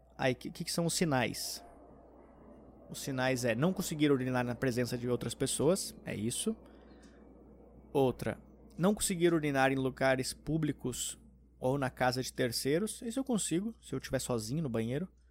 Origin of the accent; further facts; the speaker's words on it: Porto Alegre, Rio Grande do Sul, Brazil; now in São Paulo, Brazil; quando eu era pequeno, tinha em Porto Alegre no shopping